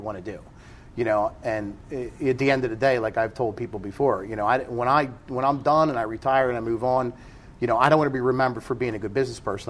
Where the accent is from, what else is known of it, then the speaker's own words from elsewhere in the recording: New Jersey, United States; moved away as an adult; I grew up in South Jersey